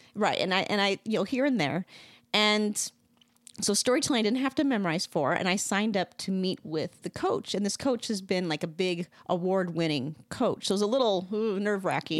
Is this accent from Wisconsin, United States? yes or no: yes; Wisconsin, United States; I grew up in Wisconsin.